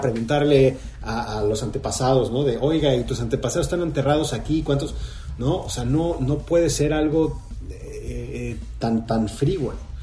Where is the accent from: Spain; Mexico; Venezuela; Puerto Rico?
Mexico; moved away as an adult; now in Los Angeles, United States; como mexicano